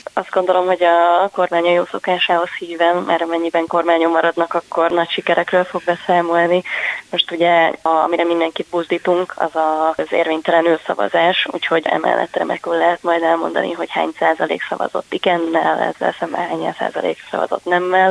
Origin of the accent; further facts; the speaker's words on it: Budapest, Hungary; budapesti vagyok